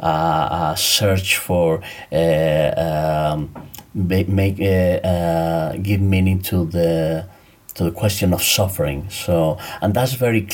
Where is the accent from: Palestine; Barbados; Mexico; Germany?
Mexico; moved away as an adult; also born or lived in Cambridge, United Kingdom / Mexico City; now in Valencia, Spain; I'm originally from Mexico, but I moved from Mexico in 2004 and lived in the UK in Cambridge around 11 years